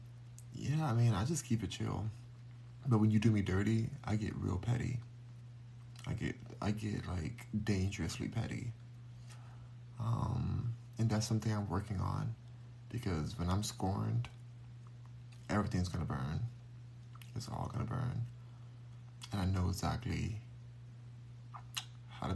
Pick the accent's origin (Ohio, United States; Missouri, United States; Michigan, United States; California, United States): California, United States; Los Angeles; I was born in Los Angeles. Born and raised